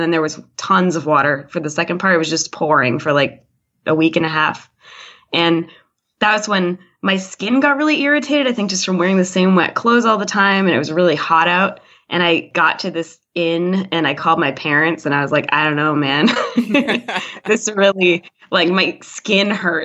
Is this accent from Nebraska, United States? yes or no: no; Massachusetts, United States; I grew up in Massachusetts